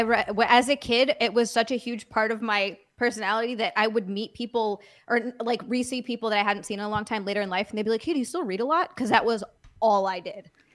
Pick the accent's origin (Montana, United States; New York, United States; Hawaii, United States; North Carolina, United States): Hawaii, United States; now in Los Angeles, United States; I'm originally from Hawaii where it's very tropical